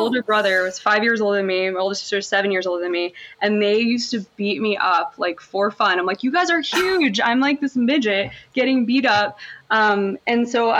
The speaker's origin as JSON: {"language": "English", "town": "Monroe Township", "region": "New Jersey", "country": "United States", "tie": "born or raised there", "said": "I was born in Monroe Township, New Jersey, just a small, small little burbs in Jersey, but I was like close enough to New York City, Philly and all those places. So that wasn't the worst place to grow up."}